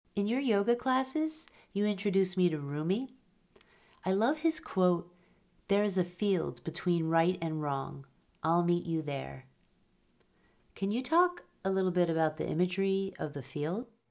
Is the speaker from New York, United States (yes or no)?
yes; New York, United States; now in Sudbury, United States; I live outside Boston with my family, and I'm originally from New York